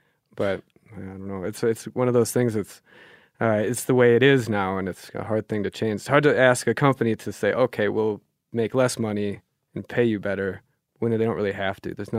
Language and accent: English; Germany; born there; that's why I was born in Germany, right? Because he was stationed there for a bit.